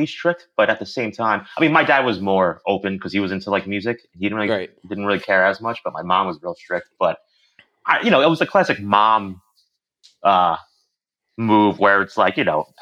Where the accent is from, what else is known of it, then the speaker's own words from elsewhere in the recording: Long Island, New York, United States; I grew up on Long Island